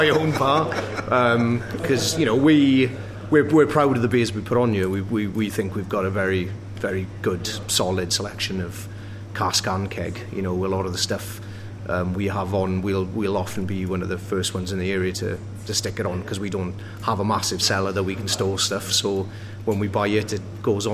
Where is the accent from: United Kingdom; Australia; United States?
United Kingdom; Wales; now in Sheffield, United Kingdom; I can't be that Welsh, and I'm like, yeah, I am